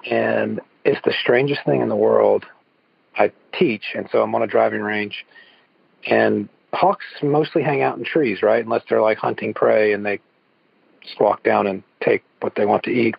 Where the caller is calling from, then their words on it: Evans, Georgia, United States; I'm calling in from Evans, Georgia